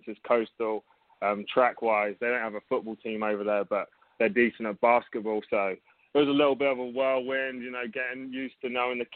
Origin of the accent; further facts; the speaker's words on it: England, United Kingdom; moved away as an adult; now in Myrtle Beach, United States; I'm from England originally. I came over to America